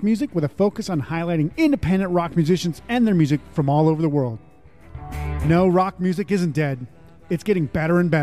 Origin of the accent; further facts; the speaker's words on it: North Dakota, United States; I grew up in North Dakota. I had a punk band in North Dakota